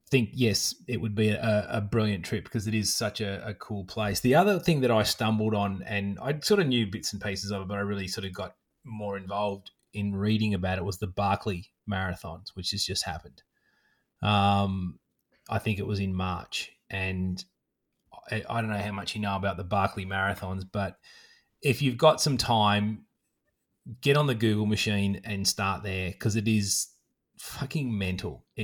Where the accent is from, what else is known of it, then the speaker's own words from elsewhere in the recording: Australia; another um, Aussie girl who ran across and did that as well, which I love. You know that there's one of my home state license plates hanging in some random forest